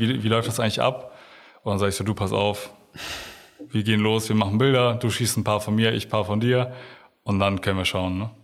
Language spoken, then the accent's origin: German; Oldenburg, Lower Saxony, Germany; also born or lived in Bramsche; ich bin nicht hier geboren, aber ich glaube, seitdem ich eins oder zwei bin